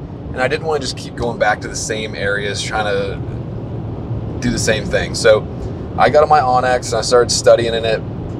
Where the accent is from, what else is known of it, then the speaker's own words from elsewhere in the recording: East Coast, United States; we're from the East Coast, we don't get a whole lot of snow